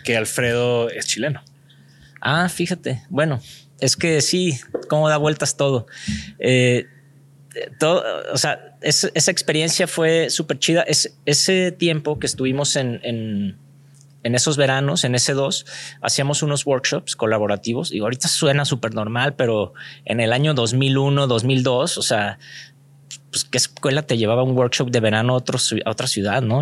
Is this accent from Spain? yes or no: no; Guadalajara, Jalisco, Mexico; yo nací aquí en Guadalajara. Eh, de hecho, crecí en estos barrios